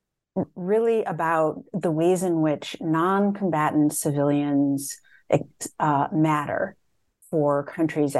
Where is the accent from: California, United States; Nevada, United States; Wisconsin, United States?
Wisconsin, United States; Madison; I grew up in a very diverse neighborhood in Madison, Wisconsin